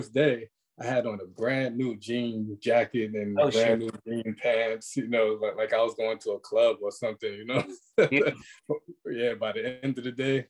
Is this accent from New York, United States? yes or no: yes; New York City, New York, United States; I'm from Brooklyn.